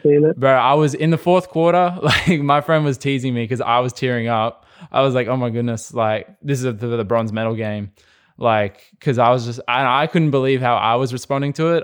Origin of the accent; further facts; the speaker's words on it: Australia; we're very much a sporting nation